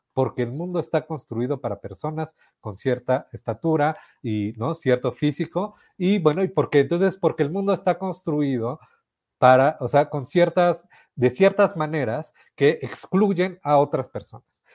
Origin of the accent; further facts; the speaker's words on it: Mexico City, Mexico; ambos somos de la Ciudad de México